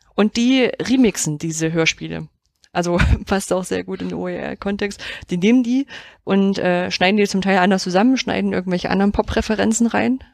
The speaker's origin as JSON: {"language": "German", "region": "East Germany", "country": "Germany", "tie": "born or raised there", "said": "ich bin ja im Osten groß geworden"}